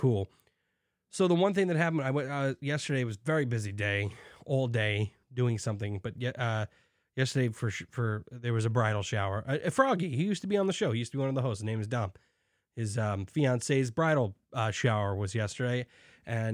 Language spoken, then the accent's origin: English; New York City, New York, United States; I'm from Staten Island